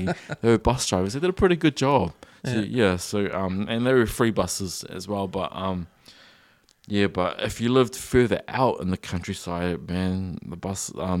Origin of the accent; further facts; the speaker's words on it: New Zealand; I wish we could see more New Zealand made children's content as well, because I grew up on it.